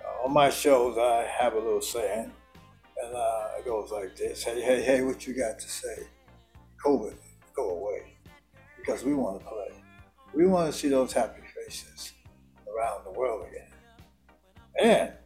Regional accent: Youngstown, Ohio, United States; moved away; also born or lived in Jersey City, New Jersey; My brother and I, we're from Youngstown, Ohio. We moved to Jersey City

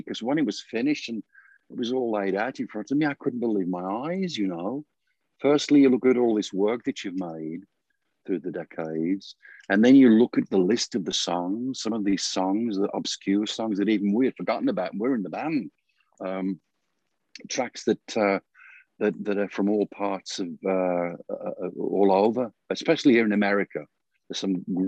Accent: Birmingham, West Midlands, United Kingdom; When I was a kid, when we were kids growing up in the Midlands, we were surrounded by heavy industry

